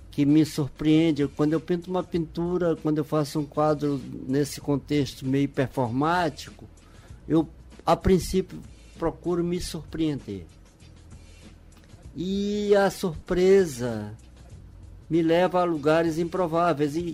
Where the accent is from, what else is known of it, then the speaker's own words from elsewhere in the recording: Bacurituba, Maranhão, Brazil; Um abraço à minha terra. E hoje a gente sabe que as rádios são ouvidas mundo afora. Mas em particular eu, grando, eu mando um grande abraço ao meu torrão Bacurituba